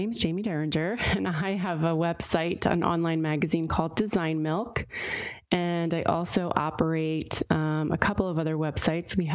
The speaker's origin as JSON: {"language": "English", "region": "Pennsylvania", "country": "United States", "tie": "born or raised there", "said": "luckily, I ended up at Temple, which is right in Philadelphia, so near my hometown. So I was able to move back home and commute to Temple."}